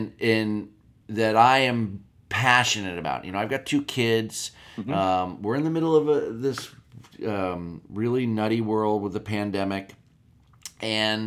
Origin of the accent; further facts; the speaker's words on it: Erie, Pennsylvania, United States; I grew up in Erie, Pennsylvania